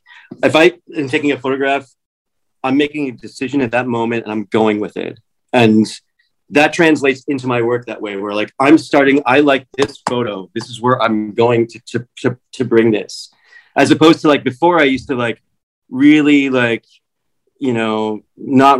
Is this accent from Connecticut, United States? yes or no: no; Washington, District of Columbia, United States; accent: American; moved away as an adult; also born or lived in New York City / England; now in Los Angeles, United States; I grew up in Washington, D.C. That's where I was born.